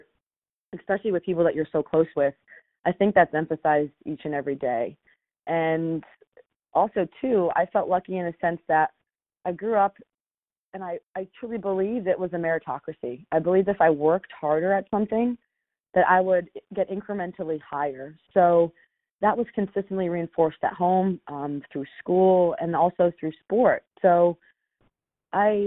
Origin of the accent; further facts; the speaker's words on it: Silver Spring, Maryland, United States; I grew up in Silver Spring, Maryland, not far from where I live now